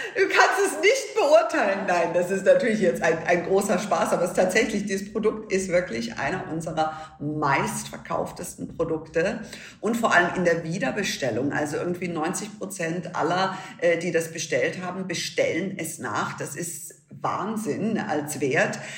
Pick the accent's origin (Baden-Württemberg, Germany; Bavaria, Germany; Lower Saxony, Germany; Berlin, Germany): Bavaria, Germany; Munich; bei uns in München